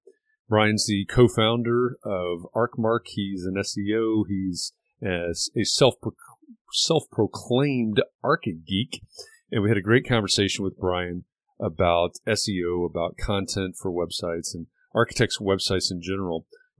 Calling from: Indianapolis, Indiana, United States; I'm joining from Indianapolis, Indiana.

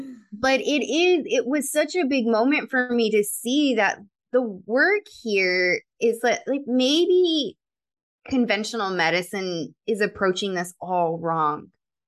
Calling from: Colorado, United States; moved away as an adult; I moved from Colorado to California, April of 2020

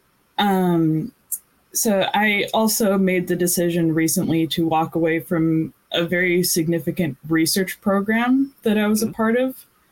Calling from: Irvine, California, United States; I'm calling in from Irvine, California.

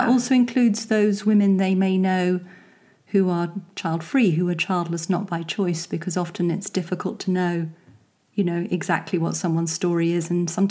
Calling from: Munster, Ireland; I'm speaking from West Cork in rural Southern Ireland.

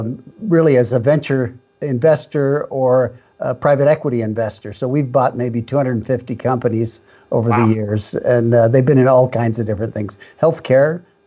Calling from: Salt Lake City, Utah, United States; Salt Lake City

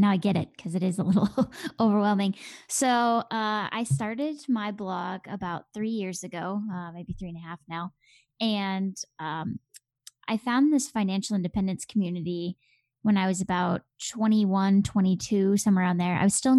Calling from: Minneapolis, Minnesota, United States; Well, as you probably could tell from my accent, I am not in the UK in the slightest. I'm actually in Minneapolis, Minnesota, in the Midwest of the US.

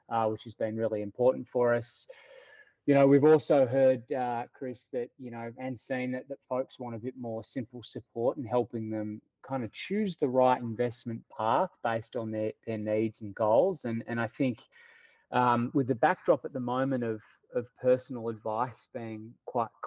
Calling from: Melbourne, Victoria, Australia; Uh, freezing cold Melbourne, uh, huh? pouring with rain at the moment

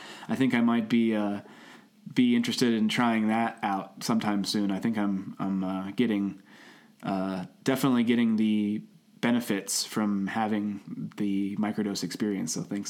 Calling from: Cincinnati, Ohio, United States; He's coming from New York City. I'm coming from Cincinnati, Ohio, and we're going to do this every week.

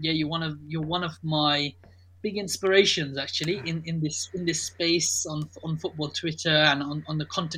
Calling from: Reading, South East England, United Kingdom; I'm calling in from Reading, just southeast of London. A Real Madrid fan living in Reading.

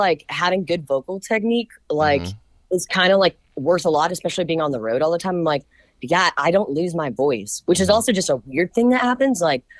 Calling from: Nashville, Tennessee, United States

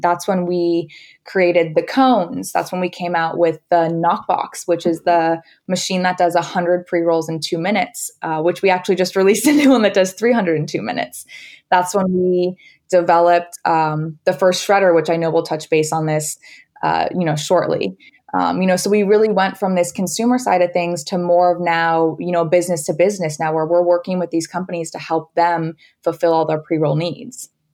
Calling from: Los Angeles, California, United States; I am calling in from sunny Los Angeles

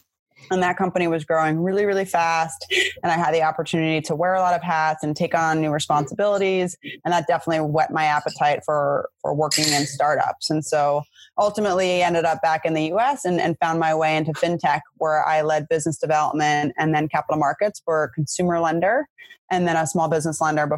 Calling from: suburb of New York City, United States; I'm calling from my parents' house in a suburb of New York City

